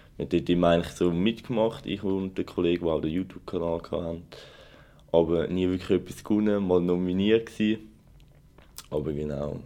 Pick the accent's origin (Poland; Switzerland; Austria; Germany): Switzerland; Zurich; ich komme natürlich auch aus Zürich